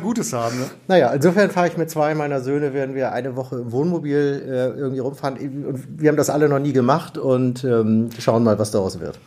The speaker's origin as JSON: {"language": "German", "town": "Munich", "region": "Bavaria", "country": "Germany", "tie": "born or raised there", "also_born_or_lived": "Hamburg / Berlin", "moved": "yes", "lives_now": "Düsseldorf, Germany", "said": "Für mich ist München ja Heimat. Ich bin ja gebürtiger Münchner."}